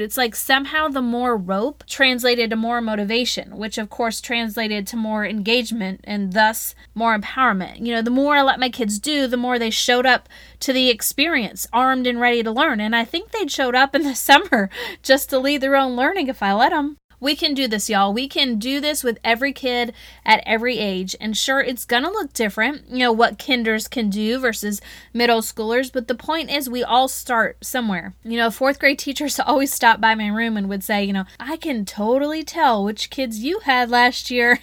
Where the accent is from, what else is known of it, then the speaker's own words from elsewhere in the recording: the South, United States; accent: Southern; My Southern accent probably came out real good